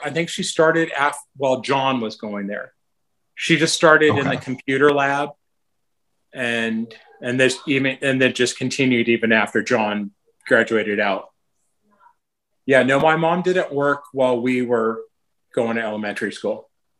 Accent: San Gabriel, California, United States; I was born in San Gabriel Community Hospital. It's not there anymore. My family was living on Kelburn then

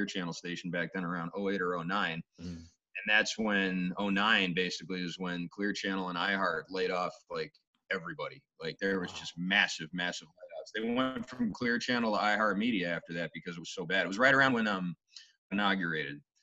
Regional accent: Boston, Massachusetts, United States; I grew up in the North End, and my father had a business in Quincy Market

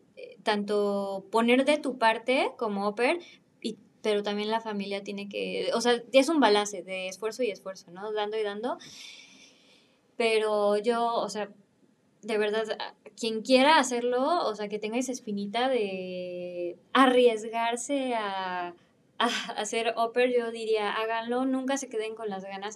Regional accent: Mexico; moved away as an adult; also born or lived in Milan, Italy; now in Berlin, Germany; vengo de México

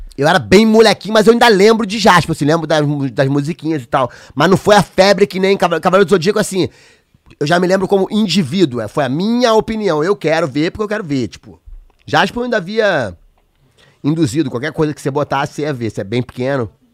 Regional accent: São Gonçalo, Rio de Janeiro, Brazil; meu bairro, da onde eu nasci

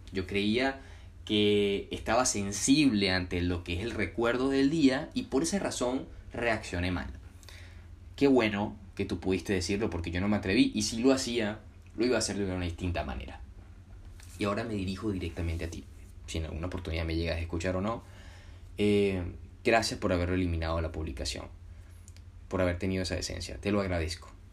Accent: Puerto Cabello, Carabobo, Venezuela; aprendí en Venezuela, en mi ciudad natal, Puerto Cabello

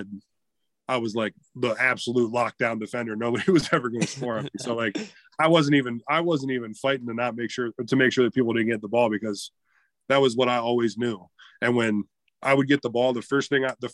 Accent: Canton, Ohio, United States; I was born in Canton, Ohio

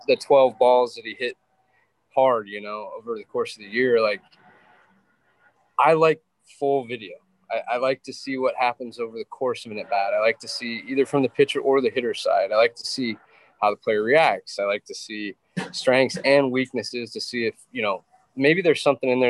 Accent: Wyoming, United States; I grew up in Wyoming where that's kind of your only option to stay entertained.

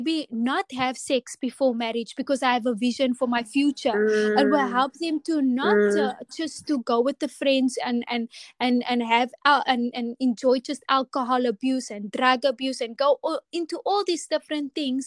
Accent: Atlantis, Western Cape, South Africa; I grew up in Atlantis, and my parents still live here

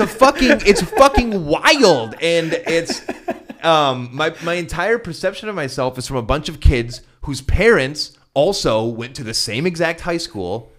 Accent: Castalia, Ohio, United States; also born or lived in Cleveland, Ohio / Santa Barbara, California / Hawaii; I'm from Castelia, which is behind you

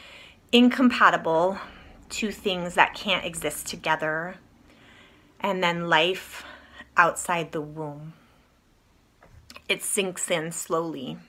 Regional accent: East Coast, United States; moved away; I grew up on the East Coast.

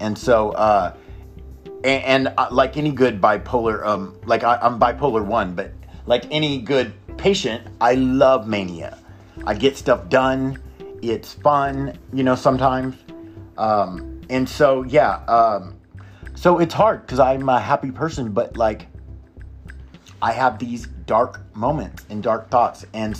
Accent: Oklahoma, United States; also born or lived in Texas; And I lived in Oklahoma. I grew up in Oklahoma and Texas back and forth.

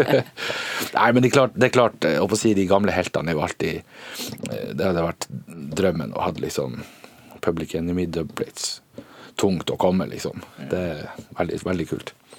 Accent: Northern Norway, Norway; Vi er bønder fra Nord-Norge.

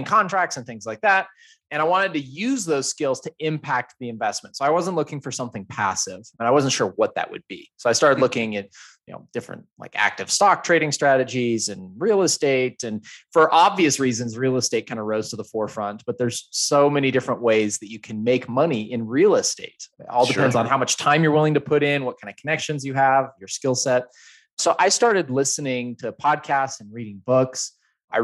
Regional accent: Idaho, United States; also born or lived in Salt Lake City, Utah; now in Denver, United States; So I grew up in Idaho, moved to Salt Lake, and now live in Denver.

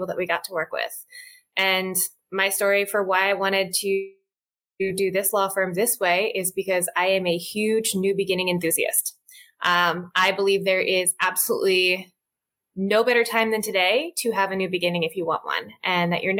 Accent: outside of Philadelphia, Pennsylvania, United States; now in Washington, D.C. area, United States; I grew up outside of Philadelphia and I moved to the DC area

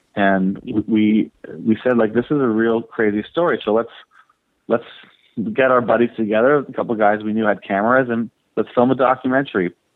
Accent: Toronto, Ontario, Canada; born or raised there

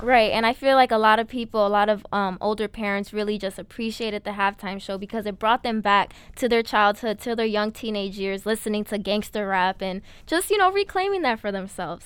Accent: New York City, New York, United States; I'm from the Bronx, New York. We love the borough

